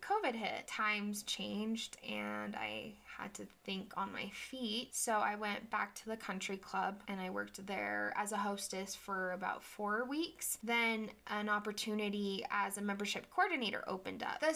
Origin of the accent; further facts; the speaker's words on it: Draper, Utah, United States; I was raised here in Draper, Utah